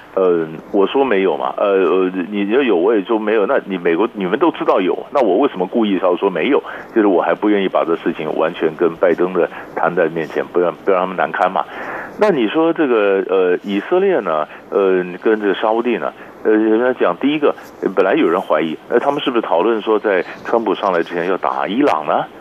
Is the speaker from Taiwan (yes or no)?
yes; Taiwan; 所以艺术比较就是对我们台湾人来讲，或者说比较遥远啊